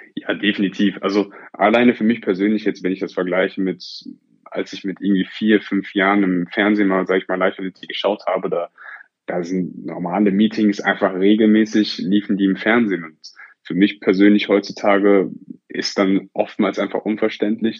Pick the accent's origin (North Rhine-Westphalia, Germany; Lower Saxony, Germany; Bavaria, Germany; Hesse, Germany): North Rhine-Westphalia, Germany; Oberhausen; einen sogenannten Schulwettlauf bei uns in Oberhausen